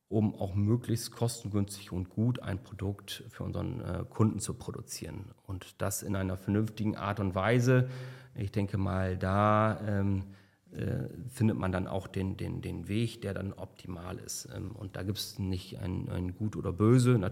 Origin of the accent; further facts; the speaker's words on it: South Tyrol, Italy; ich bin eigentlich äh, Südtiroler und, äh, und Nordsee, aber ich fahre nach Malle.